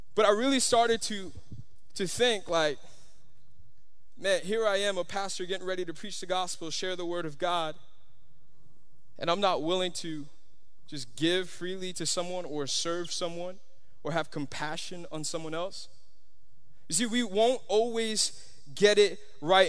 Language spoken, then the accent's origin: English; Miami, Florida, United States; I'm from Miami